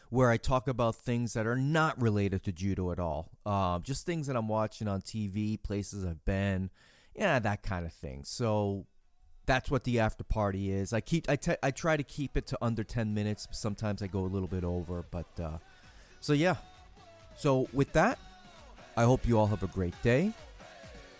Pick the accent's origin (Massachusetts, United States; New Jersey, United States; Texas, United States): Massachusetts, United States; Boston; I grew up in Boston area